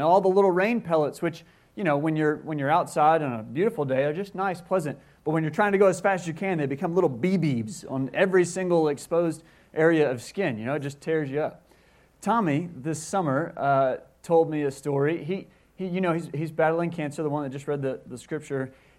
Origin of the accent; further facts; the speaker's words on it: Mobile, Alabama, United States; I grew up on the Gulf Coast in Alabama, in Mobile, Alabama.